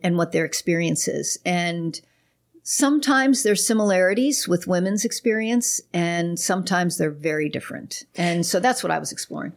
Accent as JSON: {"language": "English", "town": "Pittsburgh", "region": "Pennsylvania", "country": "United States", "tie": "born or raised there", "also_born_or_lived": "Chicago", "moved": "yes", "lives_now": "Houston, United States", "said": "I was born in Pittsburgh. We've only lived in Houston about six months."}